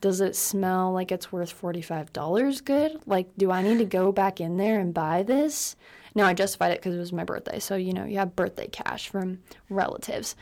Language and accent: English; West Coast of Florida, United States; moved away as an adult; now in California, United States; I'm actually from the West Coast of Florida. and I've lived there for eighteen years, but I did live on the east coast of Florida for six years.